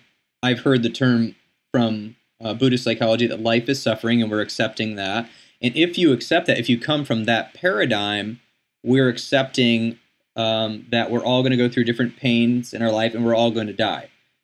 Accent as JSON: {"language": "English", "country": "United States", "tie": "born or raised there", "said": "growing up in the United States, in our Western mindset"}